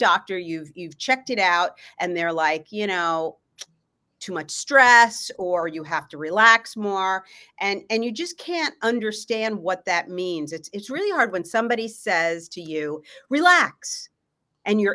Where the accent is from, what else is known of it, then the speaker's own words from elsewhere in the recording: Los Angeles, California, United States; I'm from Los Angeles, California.